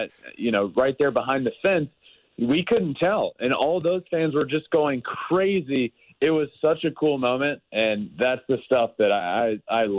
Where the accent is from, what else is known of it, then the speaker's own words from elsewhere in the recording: United States; I'm obviously American